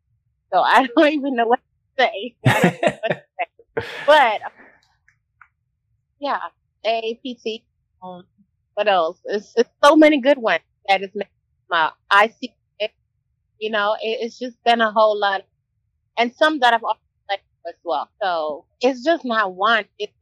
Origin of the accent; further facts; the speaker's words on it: Minneapolis, Minnesota, United States; also born or lived in Africa; I'm a poor girl born and raised in Africa, you know, grew up in Minneapolis.